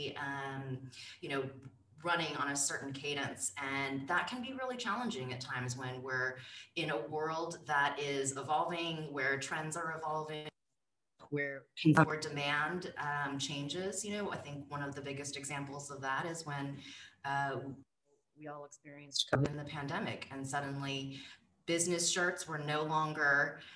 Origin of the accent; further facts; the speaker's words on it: California, United States; I grew up cycling in California